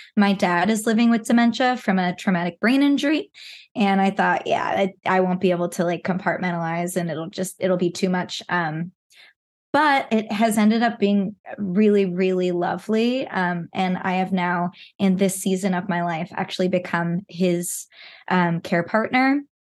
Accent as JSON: {"language": "English", "region": "Pacific Northwest", "country": "United States", "tie": "born or raised there", "said": "I was born and raised in the Pacific Northwest"}